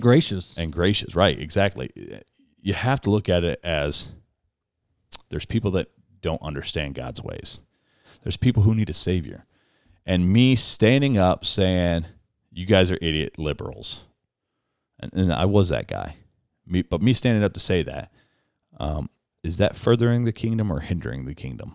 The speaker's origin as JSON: {"language": "English", "country": "United States", "said": "I'm an American"}